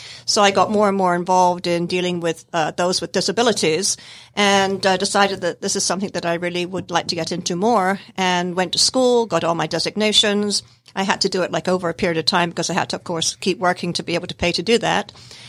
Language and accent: English; Scotland, United Kingdom; born there; now in United States; I was born in Scotland in the United Kingdom.